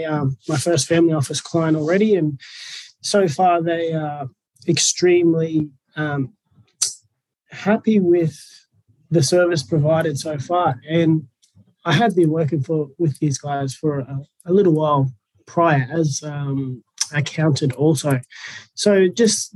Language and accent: English; Sunshine Coast, Queensland, Australia; also born or lived in Brisbane; So I grew up on the Sunshine Coast